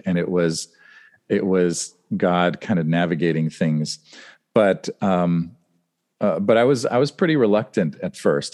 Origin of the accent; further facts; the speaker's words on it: Western Pennsylvania near Pittsburgh, United States; moved away as an adult; also born or lived in Los Angeles, California / Germany; we moved to Western Pennsylvania near Pittsburgh, and, um, then I lived there from sixth grade through college